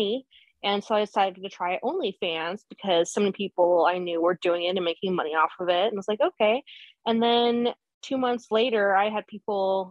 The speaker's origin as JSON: {"language": "English", "town": "Denver", "region": "Colorado", "country": "United States", "also_born_or_lived": "Los Angeles", "moved": "yes", "lives_now": "Las Vegas, United States", "said": "I'm from Denver originally"}